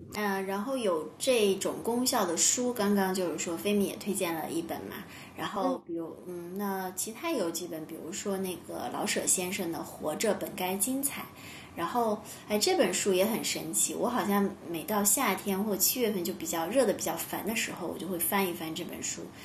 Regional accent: China; 作为中国人，其实谈论死亡总归有一些就心理压力嘛

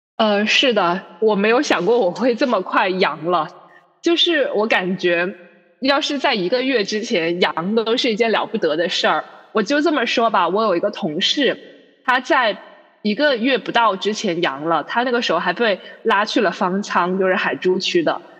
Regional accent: Guangzhou, Guangdong, China; 我们广州人

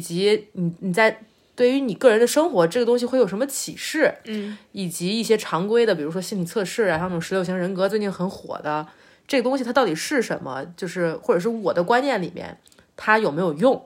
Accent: China; 我们就是中国人最熟悉的这个这个文化范式嘛

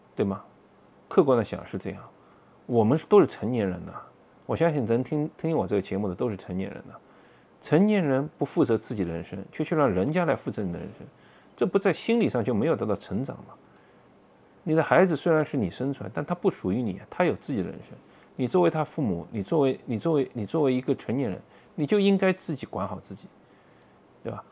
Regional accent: China; moved away as an adult; now in Boston, United States; 我们中国人嘛

